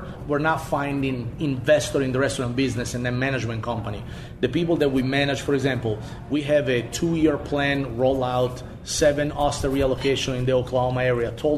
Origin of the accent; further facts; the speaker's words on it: Spain; now in United States; I grew up in the Spanish Mediterranean region